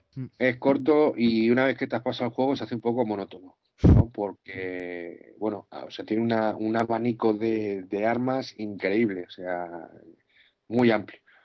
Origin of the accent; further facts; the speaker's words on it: Madrid, Community of Madrid, Spain; soy de Madrid